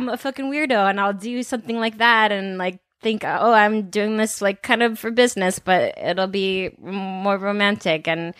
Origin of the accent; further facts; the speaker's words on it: the Bay Area, California, United States; I'm from the Bay.